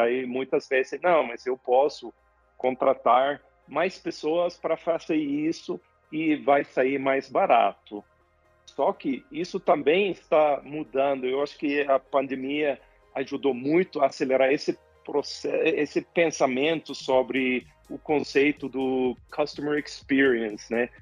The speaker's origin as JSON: {"language": "Portuguese", "country": "Sweden", "also_born_or_lived": "Latin America", "second_language": "Portuguese", "moved": "as an adult", "said": "eu sou sueco"}